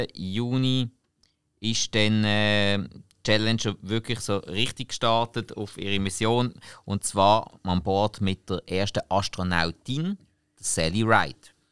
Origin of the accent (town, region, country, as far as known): Switzerland